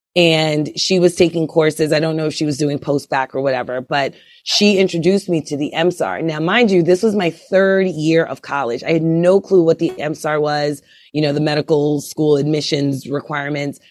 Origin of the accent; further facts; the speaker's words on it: Brooklyn, New York, United States; moved away as an adult; also born or lived in Kansas City / Idaho / Atlanta / Altoona, Pennsylvania; I grew up in Brooklyn, New York